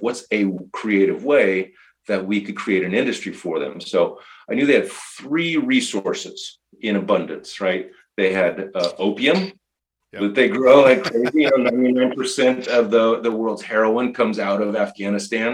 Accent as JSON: {"language": "English", "region": "California", "country": "United States", "tie": "born or raised there", "moved": "as an adult", "said": "I grew up in California"}